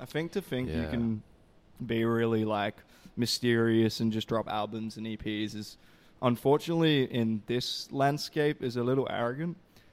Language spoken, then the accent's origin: English; Perth, Western Australia, Australia; now in Melbourne, Australia; I grew up in Perth.